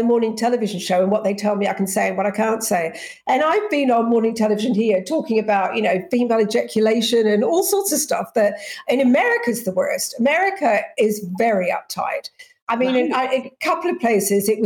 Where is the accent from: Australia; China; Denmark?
Australia; moved away; also born or lived in England; I'm English, but I grew up in Australia.